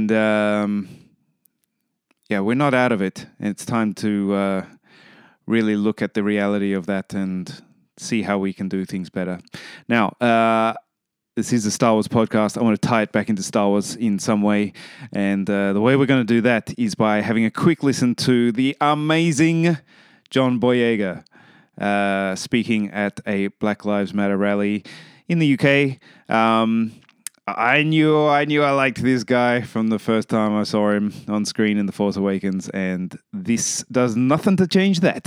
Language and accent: English; Australia; I'm from Australia